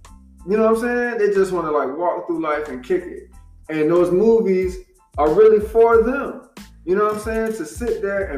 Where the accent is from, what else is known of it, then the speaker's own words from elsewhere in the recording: the South, United States; Like, growing up in the South, man, there was a shitload of girls that was molested, abused, all kinds of shit, man.